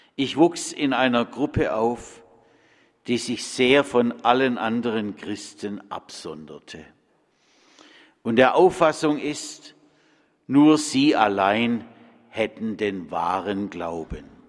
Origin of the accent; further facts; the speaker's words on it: Bad Friedrichshall, Baden-Württemberg, Germany; moved away; In meiner Heimat in Bad Friedrichshall-Kochendorf